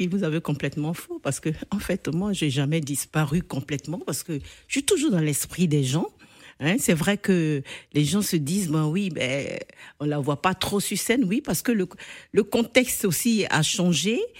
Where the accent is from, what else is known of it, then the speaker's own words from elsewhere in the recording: Côte d’Ivoire; Vous pensez peut-être que la musique. Euh, ivoirienne, parce que je suis ivoirienne, évolue